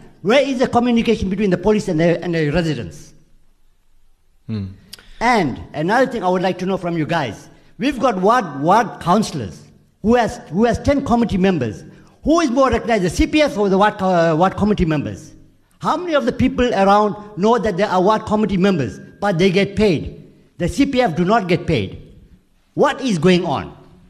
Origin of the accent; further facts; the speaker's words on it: Merebank, KwaZulu-Natal, South Africa; also born or lived in Chatsworth; in Maryknoll, where I originally from